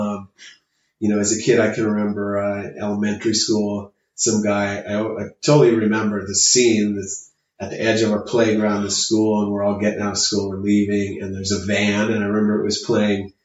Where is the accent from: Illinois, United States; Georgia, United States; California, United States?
California, United States; Chula Vista; also born or lived in Stockton, California; growing up in Chula Vista, you know, probably moved to Chula Vista when I was like 3 years old